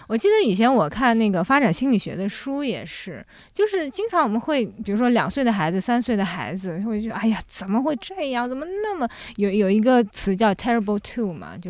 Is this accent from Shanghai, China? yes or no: yes; Shanghai, China; born there; 因为我父母当时，我父亲是一个军人，嗯，所以他原先是在就是上海的部队里面，所以我是在上海出生的。